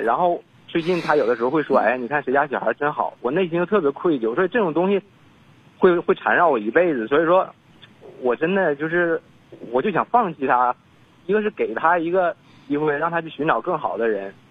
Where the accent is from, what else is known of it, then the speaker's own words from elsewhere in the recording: Northeast China, China; 因为我家是东北的，我就打算在那边工作一年之后回到东北来